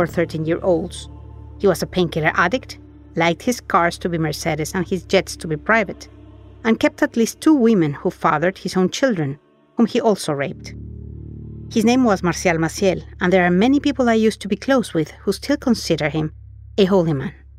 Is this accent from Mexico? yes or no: yes; Mexico; I was raised in Mexico in a high control Catholic group